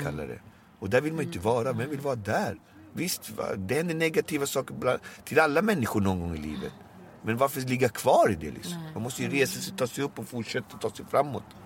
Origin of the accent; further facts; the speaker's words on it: Alby, Stockholm County, Sweden; jag är uppväxt i Albyvis. Jag är uppväxt i ett område med eh, multikulturell kultur men mm. jag är ju född här i Sverige.